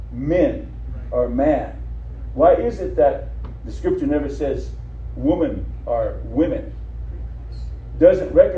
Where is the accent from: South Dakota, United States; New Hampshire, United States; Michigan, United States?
South Dakota, United States; Rosebud; I was born in Rosebud, South Dakota